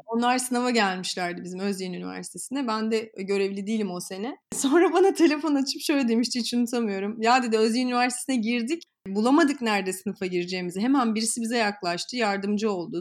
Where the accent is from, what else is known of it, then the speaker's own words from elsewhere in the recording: Samsun, Turkey; 2001 Amerika AFS'liyim. Samsun'dan gittim.